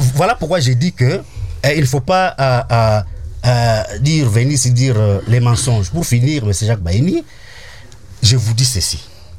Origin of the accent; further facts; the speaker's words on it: DR Congo; je suis congolais